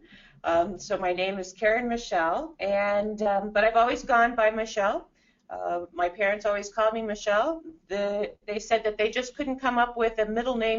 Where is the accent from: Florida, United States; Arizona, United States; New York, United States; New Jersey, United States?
Arizona, United States; Phoenix; also born or lived in Southern Illinois; My parents moved out here when I was in second grade, which was quite a while ago